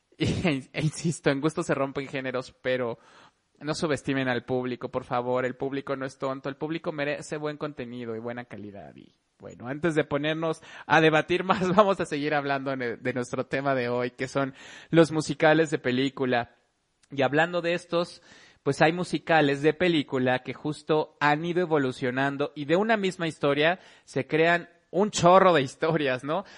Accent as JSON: {"language": "Spanish", "country": "Mexico"}